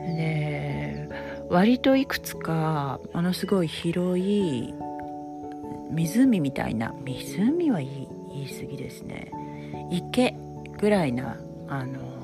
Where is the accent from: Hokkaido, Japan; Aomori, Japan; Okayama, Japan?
Hokkaido, Japan; now in Hawaii, United States; 特に私は地元が北海道ですから